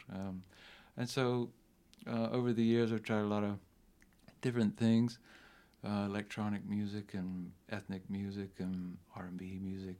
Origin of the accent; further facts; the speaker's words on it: South Carolina, United States; We grew up together in South Carolina